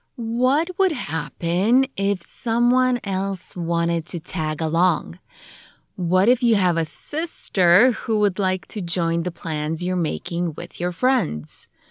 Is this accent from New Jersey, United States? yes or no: yes; New Jersey, United States; also born or lived in Poland; Since we grew up in New Jersey, we drive down to the Jersey Shore a lot